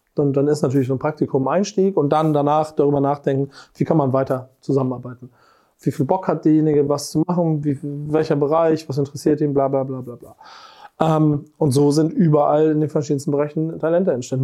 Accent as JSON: {"language": "German", "region": "Hamburg", "country": "Germany", "said": "Ich bin Hamburger. Und das ehrlicherweise durch und durch."}